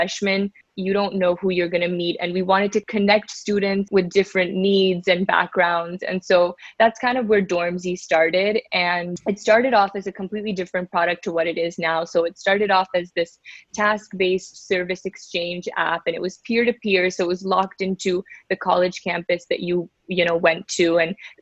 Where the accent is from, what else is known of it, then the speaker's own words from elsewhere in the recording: Bay Area, California, United States; moved away as an adult; also born or lived in New York; I grew up in the Bay Area, about 30 minutes outside of San Francisco. Lived here my whole life